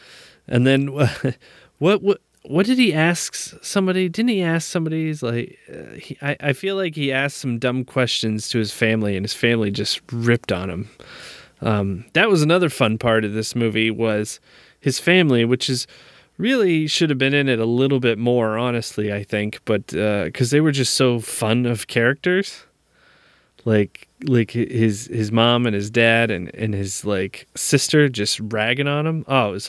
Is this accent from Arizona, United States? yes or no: yes; Arizona, United States; growing up in Arizona